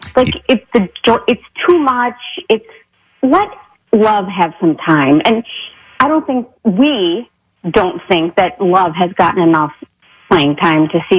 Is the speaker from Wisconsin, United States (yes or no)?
yes; Milwaukee, Wisconsin, United States; now in Wading River, United States; Yeah, born and raised in Milwaukee, Wisconsin, my entire life.